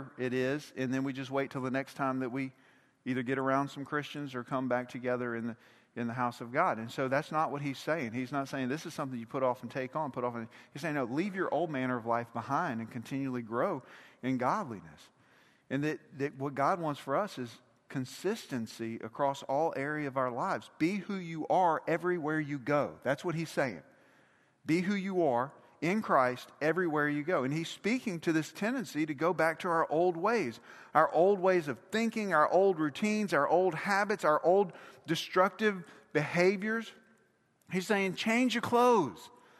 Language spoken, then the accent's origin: English; Mississippi, United States; Now, we're both from Mississippi, but we all know you can't be fans of both Ole Miss and Mississippi State.